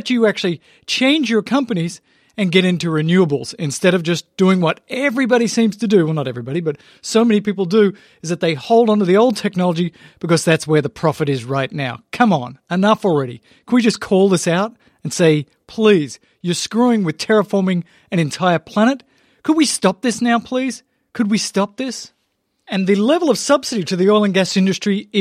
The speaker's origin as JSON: {"language": "English", "country": "Australia", "moved": "yes", "lives_now": "United States", "said": "as an Australian, was just there visiting my people just a few months ago"}